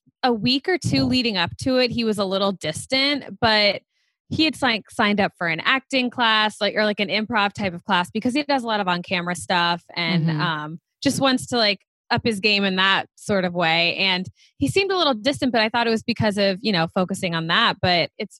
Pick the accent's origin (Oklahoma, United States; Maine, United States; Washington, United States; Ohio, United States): Ohio, United States; Cincinnati; moved away as an adult; now in New York, United States; I'm originally from Cincinnati, Ohio, but I've been in New York for almost 9 years at this point